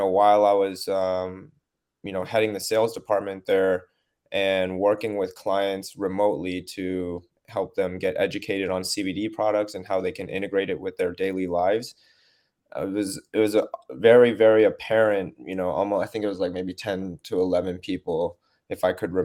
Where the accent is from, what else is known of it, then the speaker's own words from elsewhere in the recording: San Francisco, California, United States; moved away; being born and raised in the West Coast, right, in San Francisco